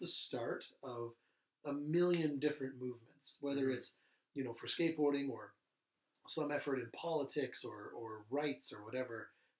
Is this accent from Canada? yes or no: yes; Sylvan Lake, Alberta, Canada; You know, growing up in Sylvan Lake in the 80s and 90s